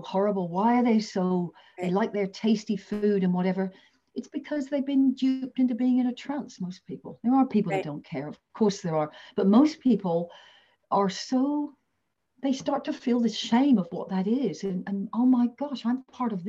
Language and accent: English; England, United Kingdom; now in Australia; I come from England.